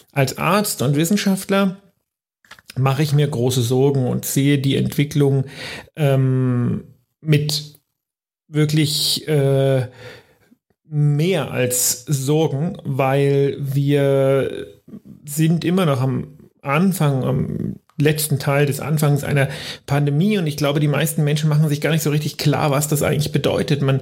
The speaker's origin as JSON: {"language": "German", "town": "Greiz", "region": "Thuringia", "country": "Germany", "said": "und ich komme ja selber aus Greiz, also aus dieser Stadt, die momentan so ein bisschen in den Medien ist als Corona-Hotspot"}